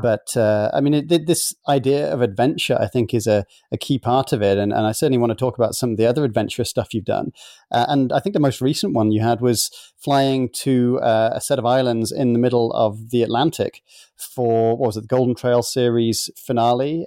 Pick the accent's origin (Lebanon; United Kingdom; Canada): United Kingdom; now in United States; being both a Brit and an American now